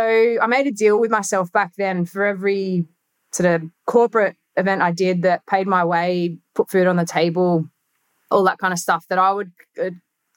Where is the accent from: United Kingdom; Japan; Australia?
Australia; I'm an Australian